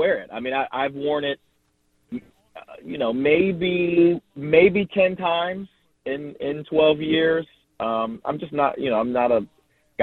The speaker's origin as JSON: {"language": "English", "region": "Ohio", "country": "United States", "tie": "born or raised there", "also_born_or_lived": "New Orleans", "moved": "yes", "said": "I'm an Ohio guy"}